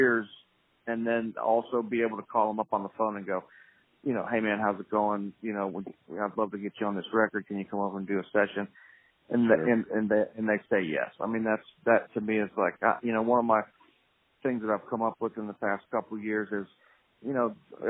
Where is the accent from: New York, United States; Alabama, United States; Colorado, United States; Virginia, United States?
Alabama, United States; Pensacola, Florida / Alabama state line, United States; now in Nashville, United States; I was born in Pensacola, Florida, raised on